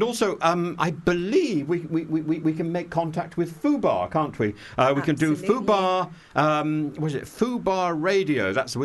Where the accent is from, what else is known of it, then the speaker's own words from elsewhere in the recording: East Midlands, United Kingdom; because I actually come from the north. Mm-hmm. I really do. Yeah, I come from Lincolnshire.